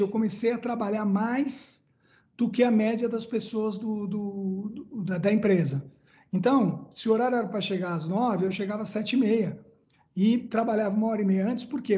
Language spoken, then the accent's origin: Portuguese; Santos, São Paulo, Brazil; eu nasci em Santos, numa família de classe média baixa